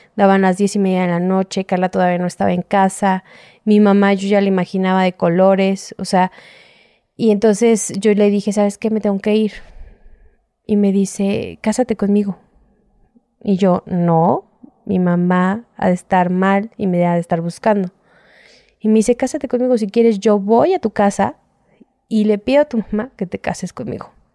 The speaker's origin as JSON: {"language": "Spanish", "region": "Mexico City", "country": "Mexico", "said": "soy de aquí de la Ciudad de México"}